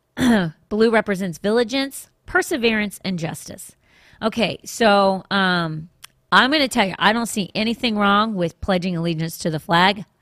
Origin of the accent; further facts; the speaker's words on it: Washington, District of Columbia, United States; I grew up in Washington, D.C.